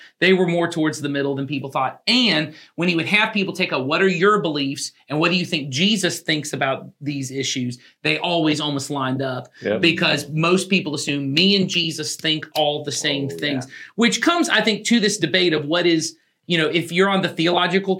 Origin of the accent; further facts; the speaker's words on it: the South, United States; I'm from the South, right? And I have grown up in a theologically conservative church